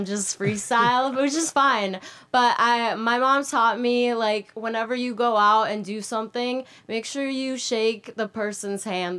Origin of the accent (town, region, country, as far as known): Minnesota, United States; born or raised there; moved away as an adult; also born or lived in Moscow, Russia; now in California, United States